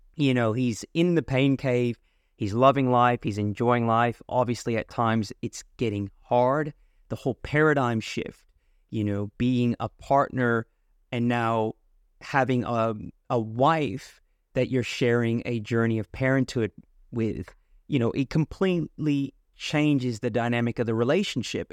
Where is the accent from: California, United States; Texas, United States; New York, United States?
California, United States; moved away as an adult; now in Australia; I was from California